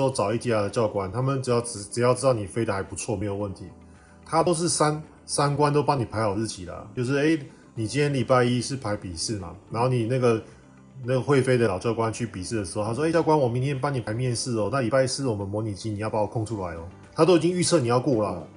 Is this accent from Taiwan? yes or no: yes; Taiwan; moved away as an adult; also born or lived in Vanuatu; 我们台湾人有很多时候来出国之前都会说